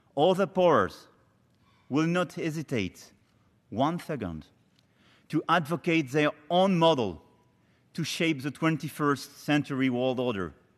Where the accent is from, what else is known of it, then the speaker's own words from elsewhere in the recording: Amiens, Hauts-de-France, France; Not far from Amiens, my hometown